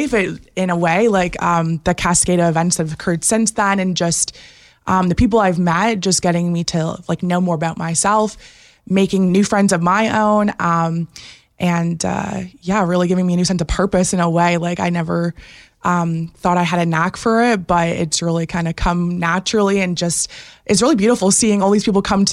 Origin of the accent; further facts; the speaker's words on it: Innisfil, Ontario, Canada; also born or lived in Barrie; I'm from Innisfil, so basically Barrie my whole life